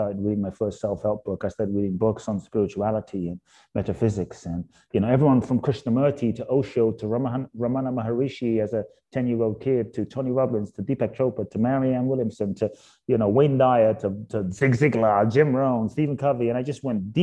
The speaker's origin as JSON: {"language": "English", "region": "London", "country": "United Kingdom", "tie": "born or raised there", "also_born_or_lived": "Ghana", "moved": "yes", "lives_now": "United States"}